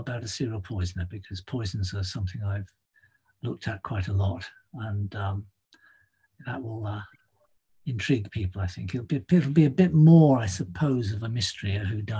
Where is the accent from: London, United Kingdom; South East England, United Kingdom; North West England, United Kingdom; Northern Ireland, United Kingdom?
London, United Kingdom; I grew up in London